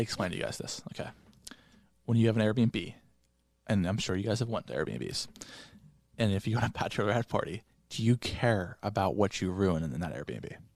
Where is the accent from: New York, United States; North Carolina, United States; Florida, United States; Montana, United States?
Florida, United States; moved away; I decorated my hometown house in Florida